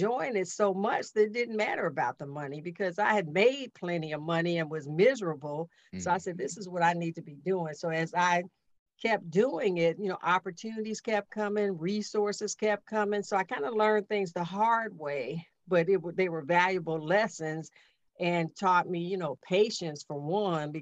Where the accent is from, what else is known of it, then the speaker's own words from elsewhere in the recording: Chicago, Illinois, United States; I grew up in Chicago